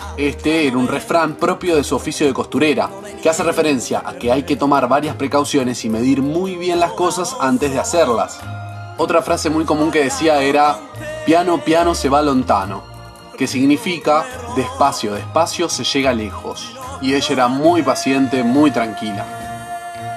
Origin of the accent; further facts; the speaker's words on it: Villa Bonich, Buenos Aires Province, Argentina; Recuerdo pasar gran parte de mi infancia jugando en esa cuadra de Villabonich con mis primas